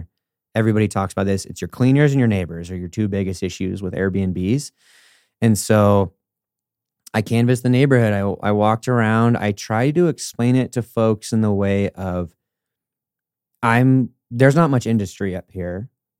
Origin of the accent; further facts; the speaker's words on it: Denver, Colorado, United States; also born or lived in California; I'm from Denver and specifically then California, which is like double negative for those rural communities.